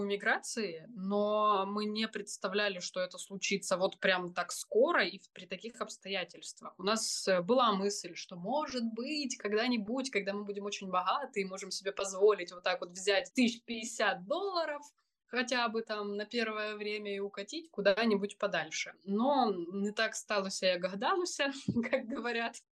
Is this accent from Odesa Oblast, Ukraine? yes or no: no; Crimea, Ukraine; moved away as an adult; also born or lived in Poland; мы из Крыма, и у нас есть украинские паспорта